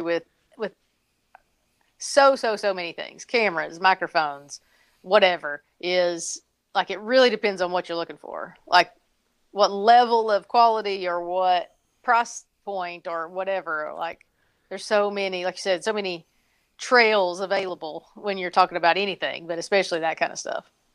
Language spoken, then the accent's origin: English; Tennessee, United States; now in North Carolina, United States; I grew up in Tennessee